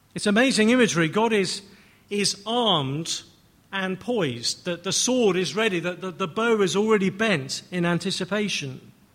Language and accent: English; England, United Kingdom; I'm English